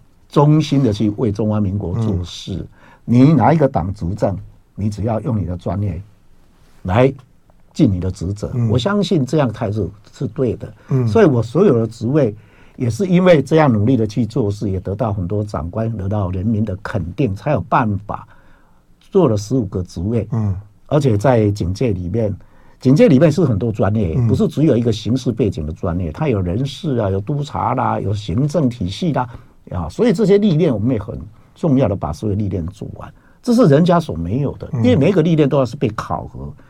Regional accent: Taiwan; 我爸爸那个荣民是这样的哈，我爸爸是，其实我不知道他是荣民啊，我是台湾人啊嘛。

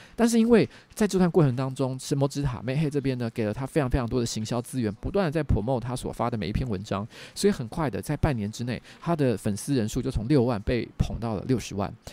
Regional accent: Taiwan; 我是唯一的台湾人

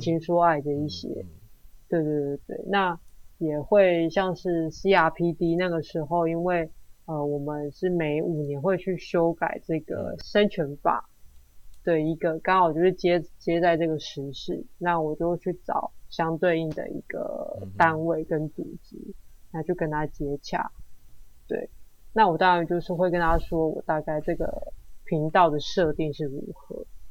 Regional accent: Taiwan; 我们台湾人的文化跟当地人的一些冲击

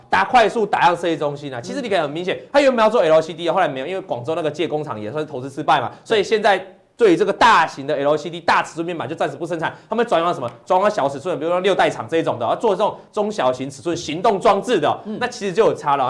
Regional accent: Taiwan; 我们台湾这边

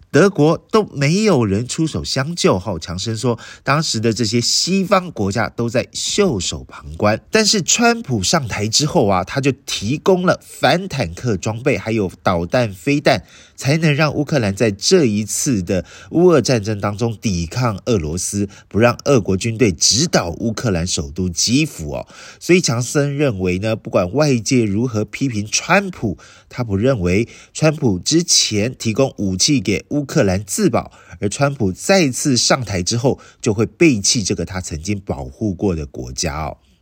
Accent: Taiwan; 我们台湾人

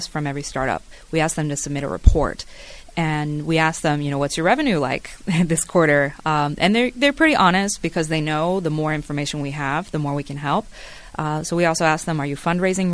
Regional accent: United States; moved away as an adult; now in Taiwan; as an American kid

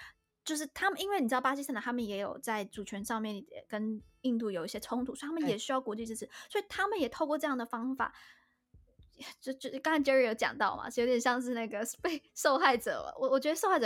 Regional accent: Taiwan; 但是我觉得对于我们台湾人有个更好的附带的好处是

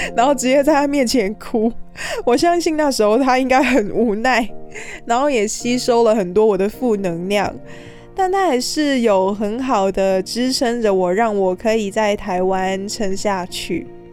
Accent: Hong Kong; moved away as an adult; now in Taiwan; 我从小在香港接触到的邻居都是有事才会来敲门

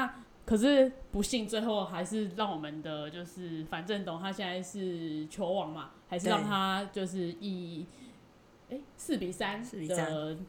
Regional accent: China; 哎，不行啊，我是中国人，我不行。

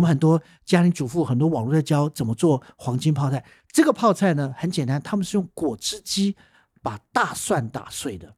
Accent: Taiwan; 我们台湾人吃我们传统料理

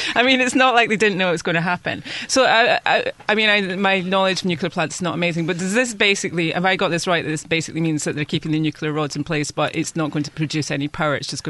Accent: United Kingdom; moved away as an adult; now in Taiwan; I'm not a big fan of referendums being British

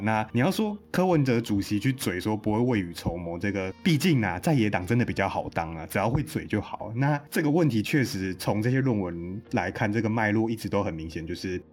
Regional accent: northern Taiwan, Taiwan; 我们北部人

